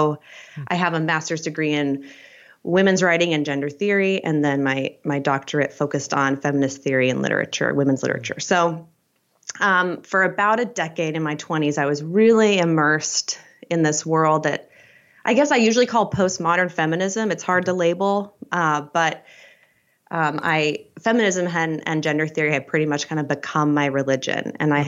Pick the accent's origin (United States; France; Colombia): United States; Idaho; also born or lived in Utah, United States; So I'm actually an Idaho native. So I was born in McCall, and I mainly grew up in Utah and Eastern Idaho in the Mormon belt. And I was raised an evangelical Christian.